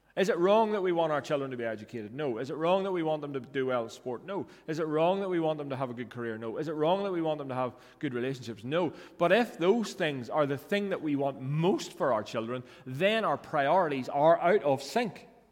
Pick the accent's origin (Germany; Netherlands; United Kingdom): United Kingdom; Northern Ireland; I grew up in North Ireland